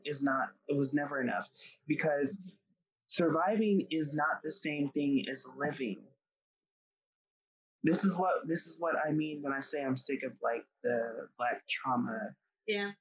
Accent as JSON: {"language": "English", "region": "Colorado", "country": "United States", "said": "I'm from Colorado"}